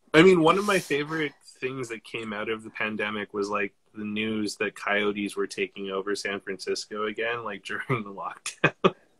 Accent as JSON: {"language": "English", "country": "Canada", "said": "we're Canadian"}